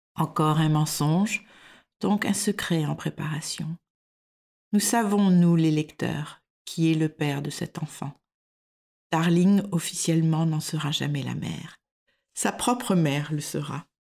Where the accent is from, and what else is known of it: France; moved away as an adult; now in Denmark